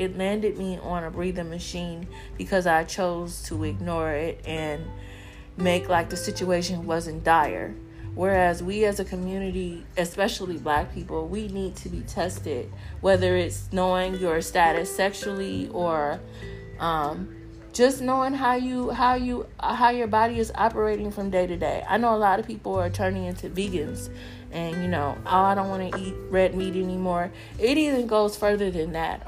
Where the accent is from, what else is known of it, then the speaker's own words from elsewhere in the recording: Southern California, United States; a Black American, growing up in Southern California.